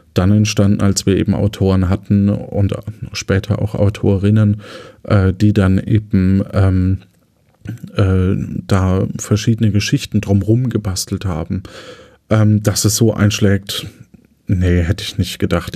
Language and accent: German; Lower Franconia, Bavaria, Germany; moved away as an adult; now in Cologne, Germany; wir als Unterfranken so ein bisschen verbindlicher sind in den Aussagen.